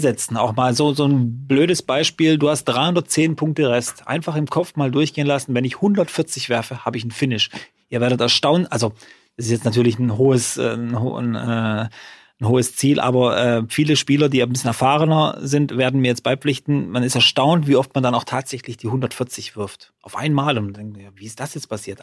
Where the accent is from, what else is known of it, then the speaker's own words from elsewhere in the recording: Freudenstadt, Baden-Württemberg, Germany; in Freudenstadt, in meiner Heimatstadt